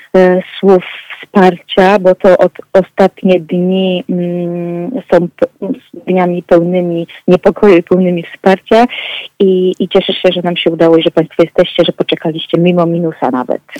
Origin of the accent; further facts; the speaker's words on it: Tricity, Pomeranian Voivodeship, Poland; pochodzę z Trójmiasta